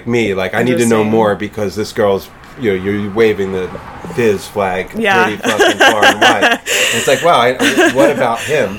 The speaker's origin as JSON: {"language": "English", "region": "East Coast", "country": "United States", "moved": "yes", "said": "I'm from the East Coast"}